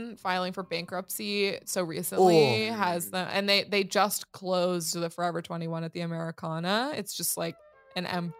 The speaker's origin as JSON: {"language": "English", "region": "Southern California", "country": "United States", "tie": "born or raised there", "said": "growing up in Southern California"}